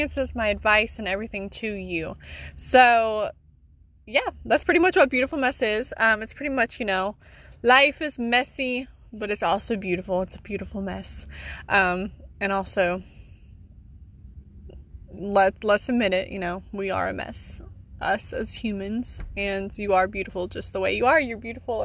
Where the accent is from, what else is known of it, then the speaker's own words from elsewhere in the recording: South Carolina, United States; I am from South Carolina